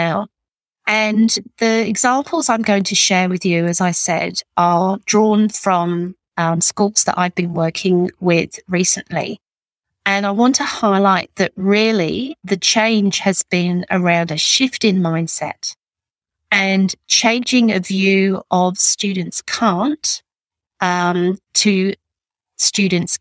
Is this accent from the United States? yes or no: no; England, United Kingdom; also born or lived in Northern Beaches, Sydney; now in Sydney, Australia; I'm English